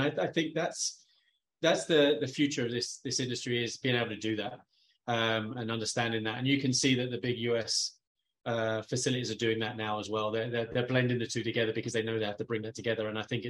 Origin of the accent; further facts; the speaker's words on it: United Kingdom; It helped being the guy from the UK because my accent.